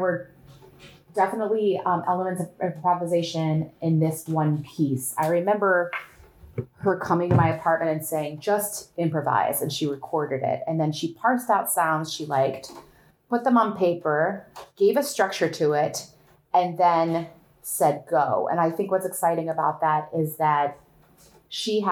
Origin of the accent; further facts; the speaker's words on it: Northwest Ohio, United States; I grew up on one of those families. Now we're talking rural Ohio, okay? Northwest Ohio.